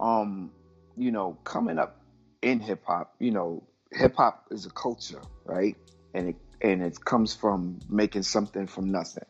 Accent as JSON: {"language": "English", "town": "New York City", "region": "New York", "country": "United States", "tie": "born or raised there", "said": "I'm from Brooklyn"}